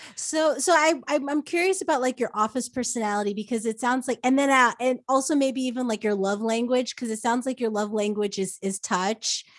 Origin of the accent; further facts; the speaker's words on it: United States; moved away as an adult; also born or lived in New Jersey / New York; now in California, United States; I'm from New Jersey in New York